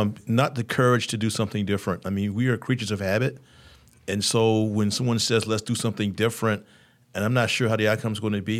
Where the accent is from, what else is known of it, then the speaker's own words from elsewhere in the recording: Roanoke, Virginia, United States; moved away as an adult; also born or lived in Norfolk, Virginia; now in Richmond, United States; I grew up in Roanoke